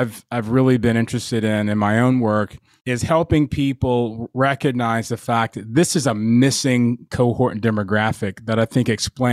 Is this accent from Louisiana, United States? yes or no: no; Atlanta, Georgia, United States; I was raised in East Point